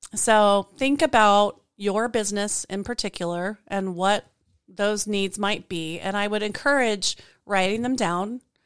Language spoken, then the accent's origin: English; Colorado, United States; now in Spokane, United States; I am from Colorado, people. I am now in Spokane, but I am from Colorado.